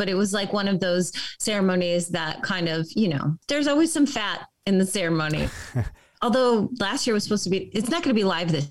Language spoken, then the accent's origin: English; Chicago, Illinois, United States; now in Los Angeles, United States; I grew up in Chicago and I did improv and comedy there. And then I moved to LA and I do improv and comedy here.